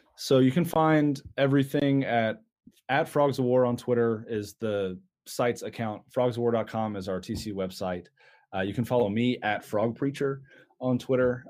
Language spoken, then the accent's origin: English; Dallas, Texas, United States; I'm from Dallas